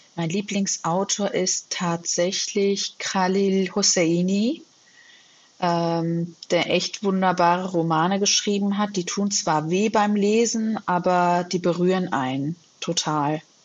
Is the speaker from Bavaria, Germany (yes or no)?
no; Hesse, Germany; also born or lived in United States; Und mein Bruder und ich, wir sind in Deutschland geboren und aufgewachsen